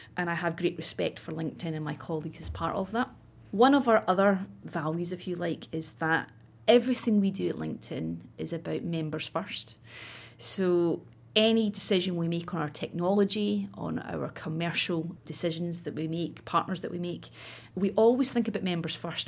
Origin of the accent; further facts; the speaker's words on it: Scotland, United Kingdom; I grew up in Scotland, as you can probably tell, and I went to university in Glasgow.